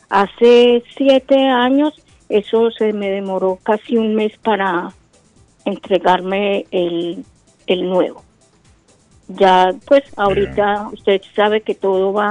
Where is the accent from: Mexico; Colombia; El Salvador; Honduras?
Colombia; Pero somos colombianos, a los colombianos nos deben de ayudar para solucionar nuestros problemas que tengamos en el exterior